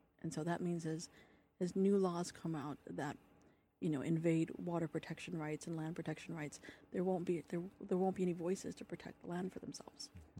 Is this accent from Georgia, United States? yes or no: no; San Diego, California, United States; I'm a military brat. I grew up on the Navy base, mm-hmm. And I grew up in San Diego, surrounded by water.